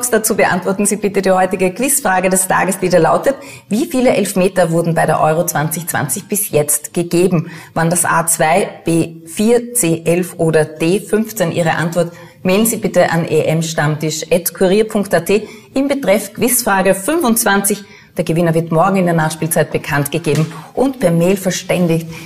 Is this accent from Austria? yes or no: yes; Austria; wir haben als Österreicher jetzt nur gegen eine Mannschaft wirklich innerhalb von 90 Minuten verloren